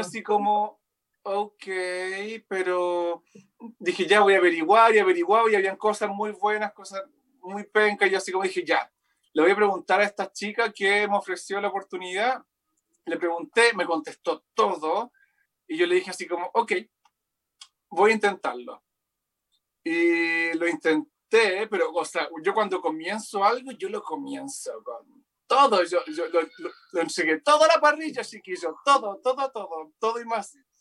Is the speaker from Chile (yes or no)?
yes; Rancagua, O'Higgins, Chile; also born or lived in Santiago; now in Viña del Mar, Chile; soy de Rancagua, vivo en Viña, ahora estoy, bueno, hace un mes en Santiago